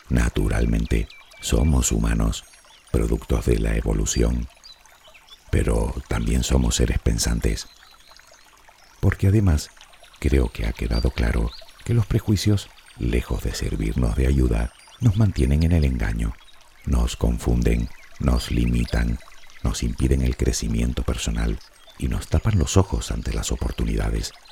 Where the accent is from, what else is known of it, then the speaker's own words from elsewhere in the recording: Spain; Y te lo digo yo que soy español y ni duermo la siesta ni sé bailar sevillanas.